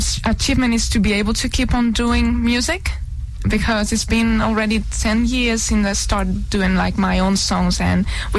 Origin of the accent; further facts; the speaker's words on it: Madrid, Community of Madrid, Spain; also born or lived in Tenerife, Spain / Toulouse, France / Paris, France; now in London, United Kingdom; I was born in Tenerife. in Spain. Great. And my mom was born in Paris. And I've lived most of my life in Madrid.